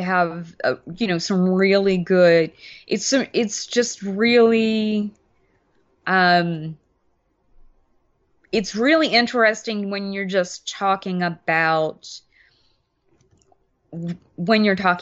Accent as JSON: {"language": "English", "town": "Mobile", "region": "Alabama", "country": "United States", "tie": "born or raised there", "said": "Mobile, where I grew up in Alabama"}